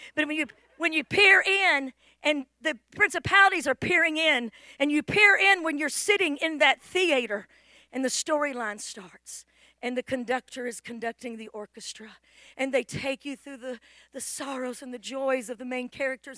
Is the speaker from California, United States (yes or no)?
yes; California, United States; moved away; I was from Cali where we dressed like hippies